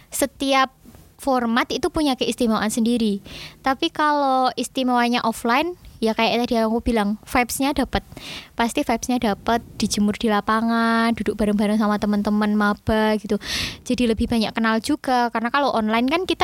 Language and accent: Indonesian; Java, Indonesia; Dan aku juga kan orang Jawa, jadi kalau kayak culture shock gitu nggak terlalu sih, mungkin cuma kayak bahasa culture shock nih.